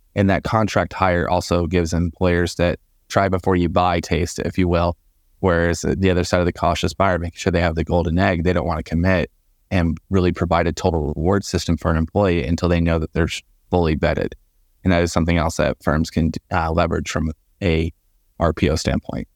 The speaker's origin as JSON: {"language": "English", "town": "Port Charlotte", "region": "Florida", "country": "United States", "also_born_or_lived": "Phoenix, Arizona", "moved": "as an adult", "lives_now": "Georgia, United States", "said": "I'm originally from Port Charlotte, Florida, which is about a hundred miles south of Tampa"}